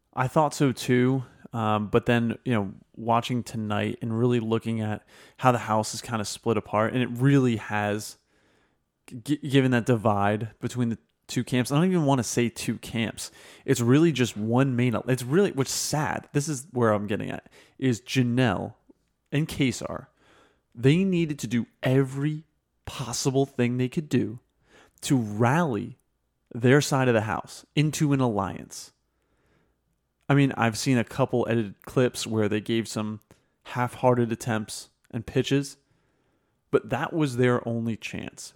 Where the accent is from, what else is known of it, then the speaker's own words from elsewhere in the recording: New Jersey, United States; I'm from Jersey.